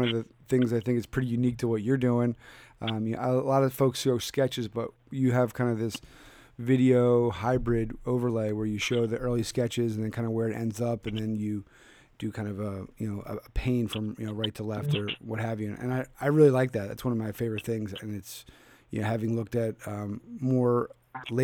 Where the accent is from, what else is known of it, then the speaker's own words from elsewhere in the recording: Philadelphia, Pennsylvania, United States; moved away; checking in from my hometown of Philadelphia